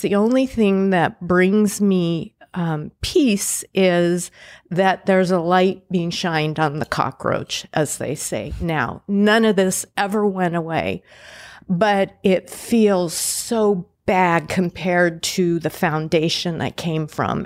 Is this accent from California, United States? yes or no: yes; Pasadena, California, United States; also born or lived in Indianapolis, Indiana / Boston, Massachusetts; I grew up in Pasadena, California